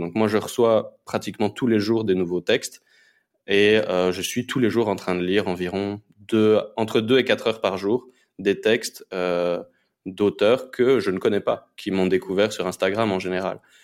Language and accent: French; Belgium; moved away as an adult; now in Honduras; je suis à la base, je suis belge. je me suis expatrié pour l'instant en, Amérique latine